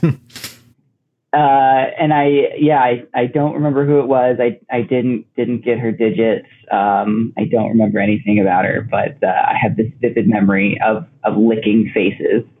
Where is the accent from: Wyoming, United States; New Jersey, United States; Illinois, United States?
Illinois, United States; Oak Park; they stayed one place for high school, and that was Oak Park, Illinois. Um, and I was actually there from like elementary school to high school